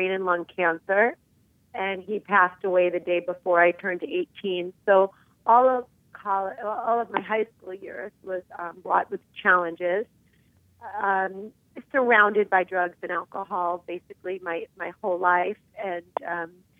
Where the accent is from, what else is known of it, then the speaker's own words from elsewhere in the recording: New York City, New York, United States; I was born in Queens, New York, just outside of New York City.